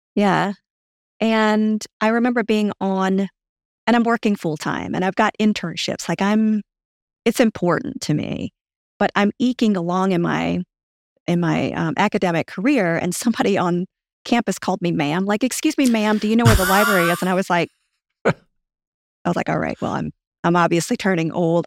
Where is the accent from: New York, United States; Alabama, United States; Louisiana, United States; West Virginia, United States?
Louisiana, United States; accent: southern; also born or lived in Japan; now in Fort Myers, United States; I'm from Louisiana